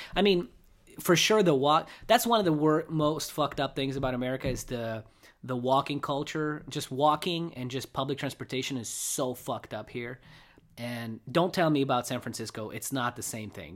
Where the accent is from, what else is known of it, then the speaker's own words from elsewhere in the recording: Russia; now in United States; I grew up in Russia